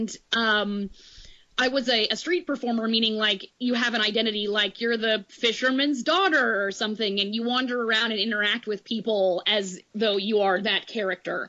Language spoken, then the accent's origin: English; Lawrence, Kansas, United States; I'm from Lawrence High